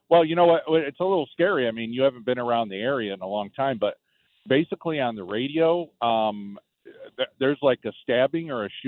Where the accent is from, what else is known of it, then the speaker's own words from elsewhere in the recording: Syracuse, New York, United States; I'm from the Syracuse area